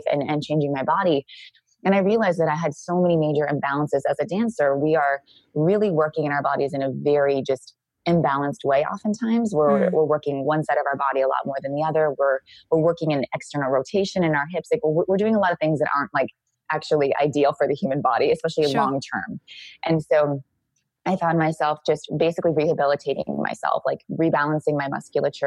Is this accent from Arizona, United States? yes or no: no; Santa Cruz, California, United States; moved away as an adult; also born or lived in Australia; now in Costa Rica; I grew up in Santa Cruz, California.